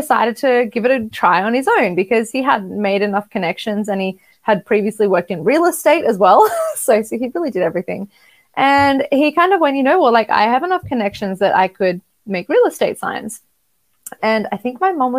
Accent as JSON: {"language": "English", "country": "Australia", "said": "I'm from Australia"}